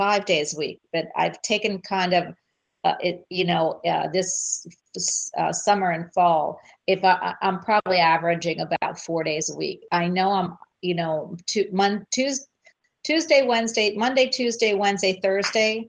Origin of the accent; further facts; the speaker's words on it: Philadelphia, Pennsylvania, United States; I was from Philadelphia